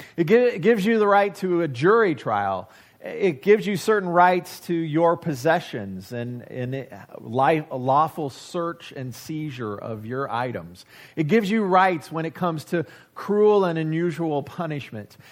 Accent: United States; I have as an American

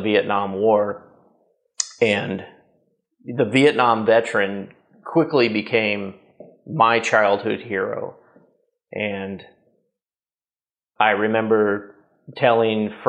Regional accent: Columbus, Nebraska, United States; I grew up in a relatively small town, about 20,000 people in the 80s and early 90s. Place called Columbus, Nebraska

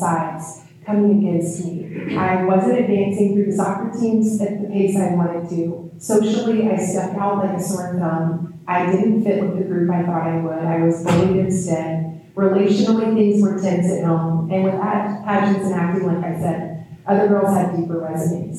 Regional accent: Georgia, United States; I'm from Georgia. It's the Bible Belt

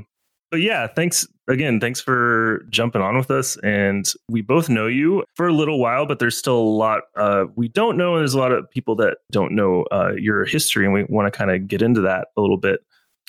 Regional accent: Denton, Dallas area, Texas, United States; we both grew up in Texas

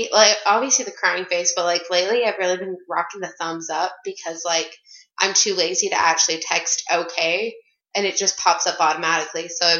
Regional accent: Casper, Wyoming, United States; moved away; I'm from Casper, Wyoming.

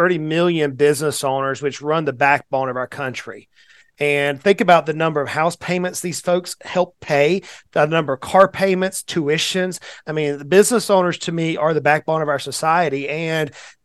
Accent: Southeast United States, United States; I'm a little bit of a country boy, born and raised in the Southeast United States.

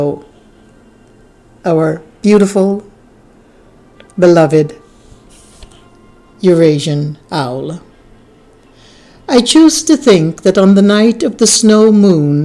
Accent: New York City, New York, United States; moved away; also born or lived in North Carolina; I grew up in Greenwich Village, left the city to build my nonprofit school in the wilderness of North Carolina

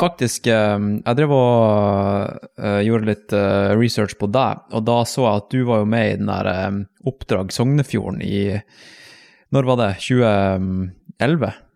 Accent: Tromsø, Troms, Norway; moved away; når jeg vokste opp i Tromsø

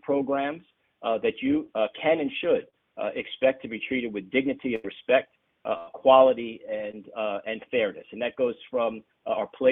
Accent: New York City, New York, United States; also born or lived in Champaign, Illinois; I grew up in New York City. I was born in Champaign, Illinois

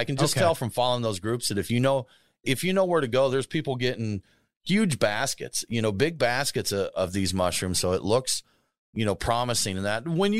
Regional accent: Norfolk, Nebraska, United States; I grew up in Norfolk, Nebraska, and they're just flat, you know, flat cornfields

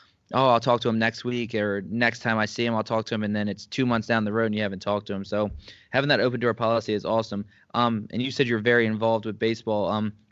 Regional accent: Langhorne, Pennsylvania, United States; I'm from Langhorne, Philadelphia.

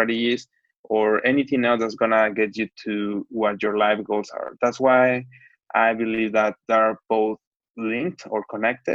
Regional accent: Mexico; moved away as an adult; also born or lived in Hong Kong / Canada / Paris; now in Shanghai, China; I'm from Mexico.

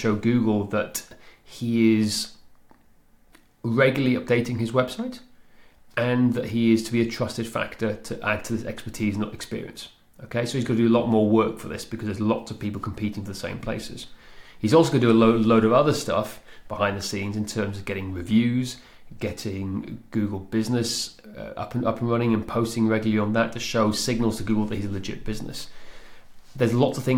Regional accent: Machynlleth, Wales, United Kingdom; Machynlleth, where I grew up in Mid Wales

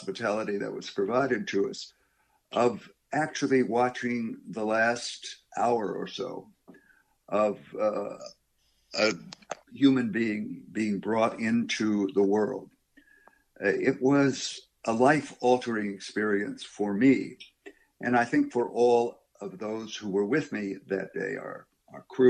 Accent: United States; we as American Jews

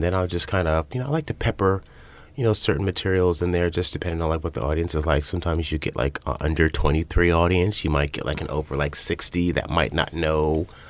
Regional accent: Northern Virginia, United States; moved away; Yeah, I'm from Northern Virginia, right outside D.C., about 25 miles.

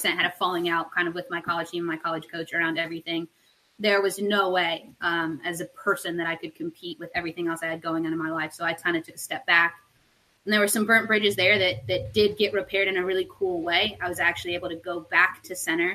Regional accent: Lexington, Kentucky, United States; born and raised in Kentucky, in Lexington

